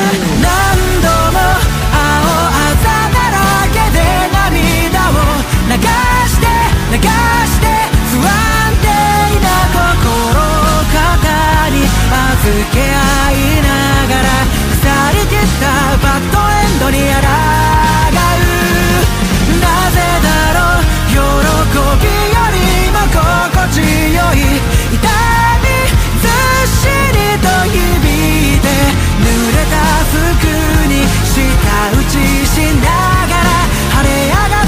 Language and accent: English; United States; I'm American